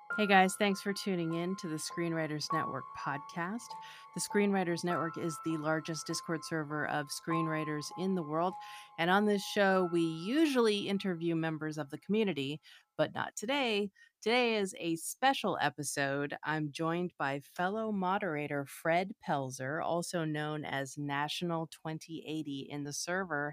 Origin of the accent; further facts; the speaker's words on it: Canada; now in Los Angeles, United States; I'm a writer and a director currently living in Los Angeles. I'm originally from Canada